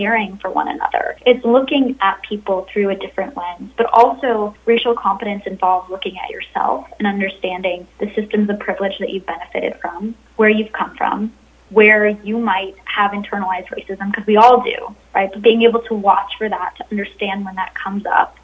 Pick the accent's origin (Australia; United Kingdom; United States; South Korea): United States; Arizona; my home state of Arizona